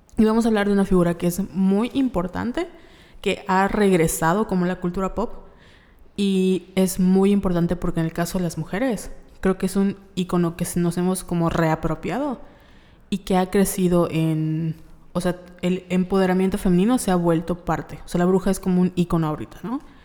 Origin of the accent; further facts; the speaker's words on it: Yucatán, Mexico; Nosotros somos de Yucatán en, y México